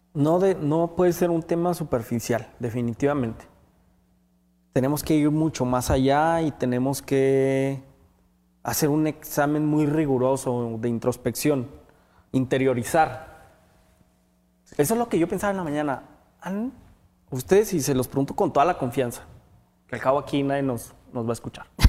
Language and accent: Spanish; Mexico